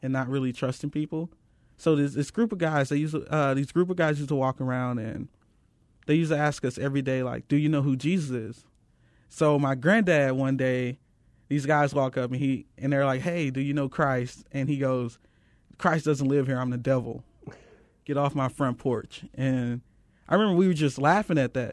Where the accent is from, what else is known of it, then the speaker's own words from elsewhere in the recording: St. Louis, Missouri, United States; now in Phoenix, United States; I come from Saint Louis, Missouri.